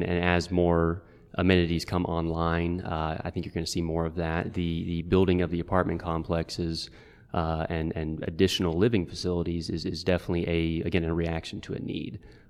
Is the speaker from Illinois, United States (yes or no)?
no; Alabaster, Alabama, United States; I grew up in the Birmingham area, in Alabaster, and went to school out of state